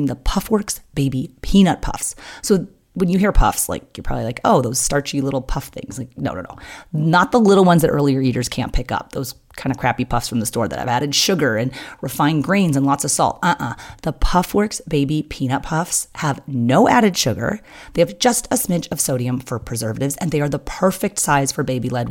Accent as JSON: {"language": "English", "country": "United States", "said": "I'm American"}